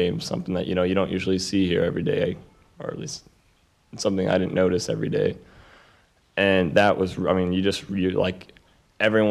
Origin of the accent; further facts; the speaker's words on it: United States; also born or lived in Atlanta; born and raised American